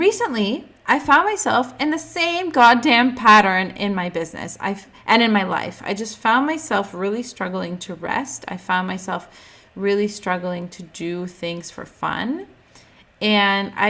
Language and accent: English; Ukraine; I was born in the Ukrainian hospital